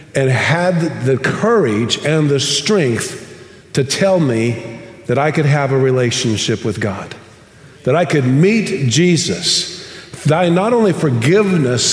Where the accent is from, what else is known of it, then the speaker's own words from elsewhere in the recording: United States; now in Tomball, United States; one of the things I love most about being an American